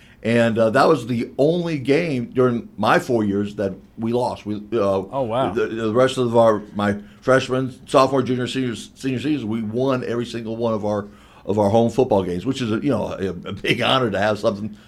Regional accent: Florida, United States; moved away as an adult; also born or lived in Tennessee; a good old boy from Florida, and I learned country real quick up here.

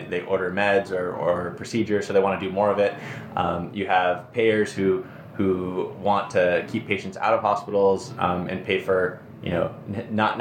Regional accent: Phoenix, Arizona, United States; also born or lived in Hawaii; now in Madison, United States; I'm originally from Phoenix, although I was born in Hawaii

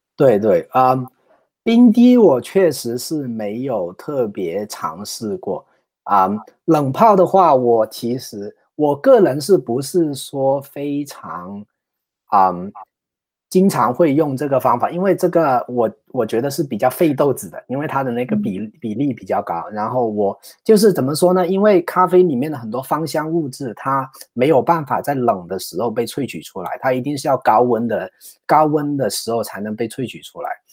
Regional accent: China; now in San Francisco Bay Area, United States; 我们中国人

